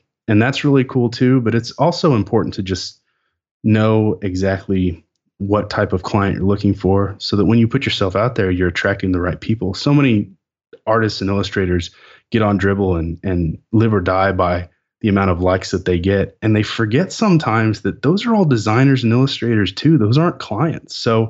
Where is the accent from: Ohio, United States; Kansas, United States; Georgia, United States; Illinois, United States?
Kansas, United States; Lawrence; we're both from Kansas, just very close to where I grew up. Like, {S0} it's in the blood. {S1} Like I was born in Lawrence.